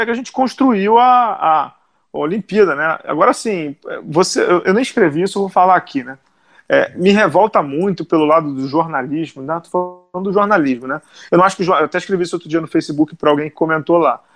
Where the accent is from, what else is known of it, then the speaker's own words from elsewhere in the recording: Brazil; como brasileiro